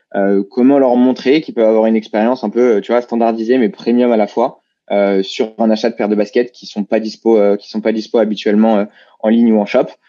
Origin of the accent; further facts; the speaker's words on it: Paris region, Île-de-France, France; on a grandi bah, à Panama, en région parisienne, euh, euh, tous les deux